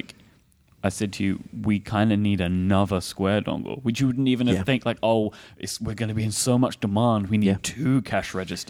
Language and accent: English; London, United Kingdom; like, I kept getting a lot of, like, where are you from, boy? And I'm like, London.